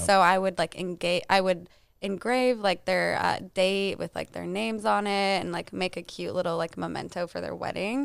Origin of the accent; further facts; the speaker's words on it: Albuquerque, New Mexico, United States; moved away as an adult; also born or lived in Lubbock, Texas / Dallas, Texas; I'm from Albuquerque, New Mexico.